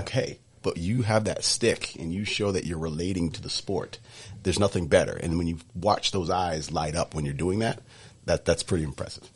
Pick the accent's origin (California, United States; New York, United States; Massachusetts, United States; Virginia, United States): Massachusetts, United States; Sudbury; growing up in Sudbury